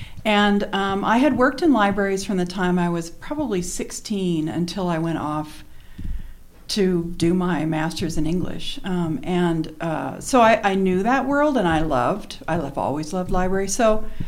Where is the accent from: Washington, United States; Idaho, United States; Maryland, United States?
Idaho, United States; Boise; I'm from Boise.